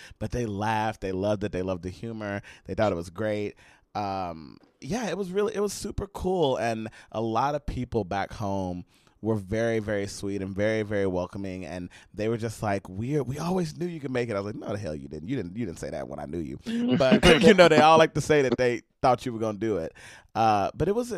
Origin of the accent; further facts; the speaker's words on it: Palestine, Texas, United States; moved away; y'all know how small East Texas is. Y'all all been to my hometown